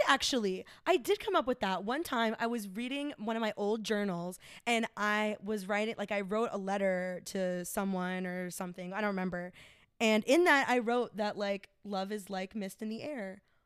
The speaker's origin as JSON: {"language": "English", "town": "Smyrna", "region": "Georgia", "country": "United States", "tie": "born or raised there", "also_born_or_lived": "East Cobb, Georgia", "moved": "as an adult", "lives_now": "Chicago, United States", "said": "I grew up in Smyrna before the gentrification."}